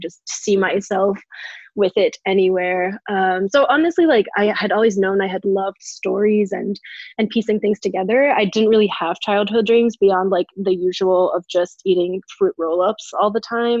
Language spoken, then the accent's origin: English; New Hampshire, United States; also born or lived in New York; I was raised in New Hampshire, which is clearly very exotic, but what's where I am now